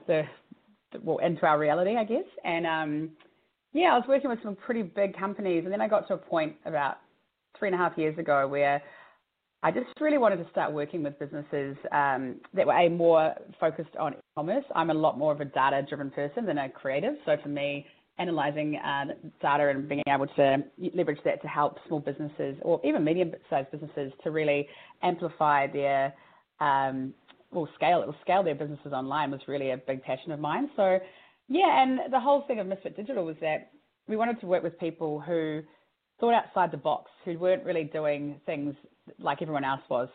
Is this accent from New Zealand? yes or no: yes; New Zealand; moved away; I'm from New Zealand originally